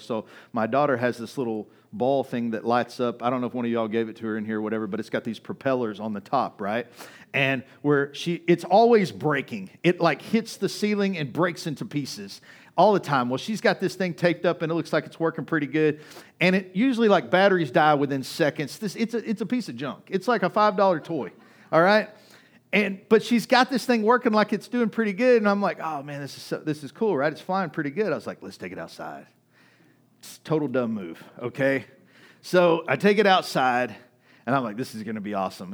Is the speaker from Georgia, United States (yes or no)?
no; Kaufman, Texas, United States; moved away; I grew up in Kauffman, Texas